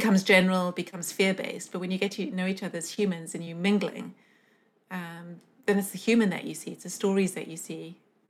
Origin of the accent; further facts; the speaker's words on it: South Africa; me growing up in South Africa